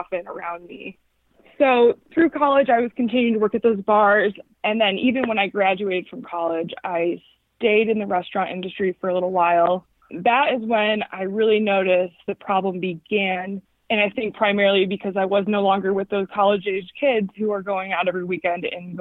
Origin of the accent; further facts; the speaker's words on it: Chicago, Illinois, United States; now in Fort Collins, United States; I grew up, though, in the suburbs of Chicago.